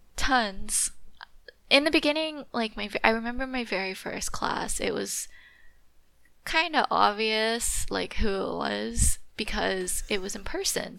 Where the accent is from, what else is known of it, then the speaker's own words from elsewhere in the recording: California, United States; Growing up in California